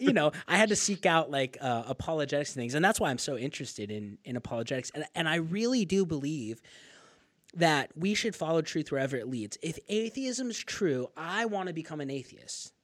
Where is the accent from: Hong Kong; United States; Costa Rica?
United States; northern Arizona; I'm from Arizona, so I grew up in northern Arizona